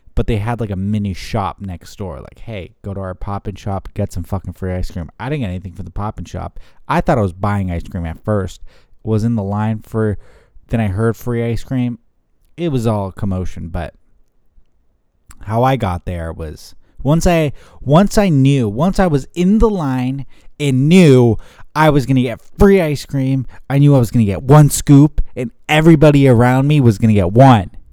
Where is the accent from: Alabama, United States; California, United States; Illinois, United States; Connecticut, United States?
California, United States; San Jose; moved away; my hometown in San Jose